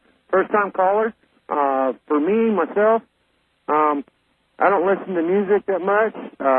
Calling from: Tucson, Arizona, United States; I'm calling from Tucson, Arizona.

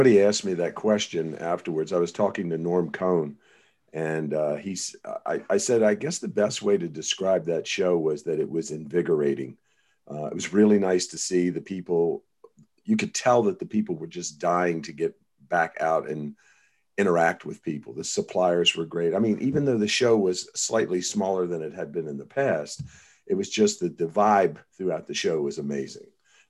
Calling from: Walkersville, Maryland, United States; I am actually calling in from Walkersville, Maryland, a little farming town right outside of Frederick, Maryland, about 60 miles north of DC.

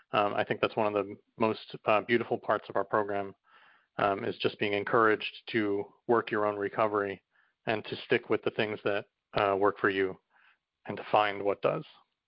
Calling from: New York City, New York, United States; I'm calling from New York City.

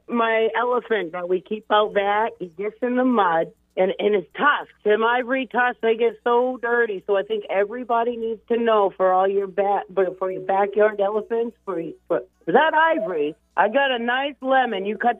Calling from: South Berwick, Maine, United States; from South Berwick, Maine.

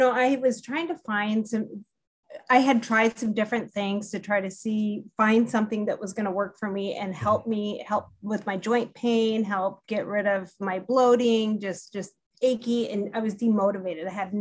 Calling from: Olympia, Washington, United States; I'm calling from Olympia, Washington, and up in the PNW.

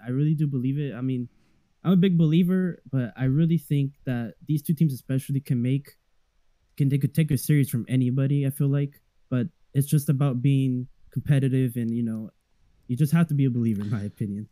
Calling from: Riverside, California, United States; I'm calling from Riverside, California

